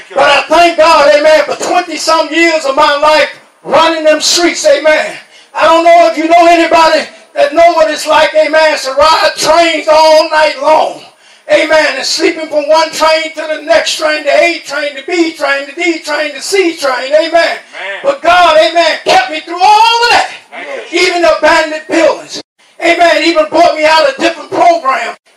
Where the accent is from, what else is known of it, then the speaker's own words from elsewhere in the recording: New York, United States; now in Talladega, United States; I was raised in New York, amen. But I was born here in Talladega. Amen. Over there in Nebo, amen. And I thank God, amen. Left, left here at the age of nine, amen.